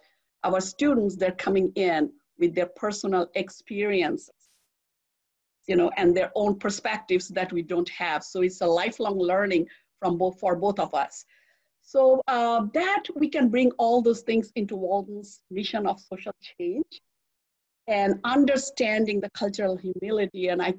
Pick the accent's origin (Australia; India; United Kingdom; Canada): India; now in United States; You know, I came from India and I came to US, and I have never seen so much diversity in the world.